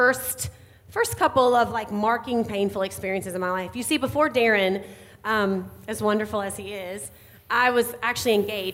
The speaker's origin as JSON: {"language": "English", "region": "North Carolina", "country": "United States", "tie": "born or raised there", "accent": "Southern", "moved": "as an adult", "lives_now": "Indiana, United States", "said": "I grew up in North Carolina. That's where I always live. I always say that I'll always be Southern at heart. You might be able to hear it a little bit in my voice this morning."}